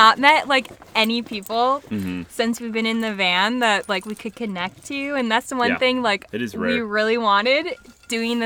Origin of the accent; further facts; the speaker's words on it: Fargo, North Dakota, United States; moved away; we're from Fargo, North Dakota